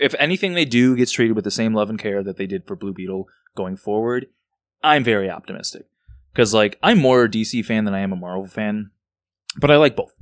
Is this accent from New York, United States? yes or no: no; Chicago, Illinois, United States; growing up, growing up in Rogers Park, I'd be at fucking El Famous Burrito at three A M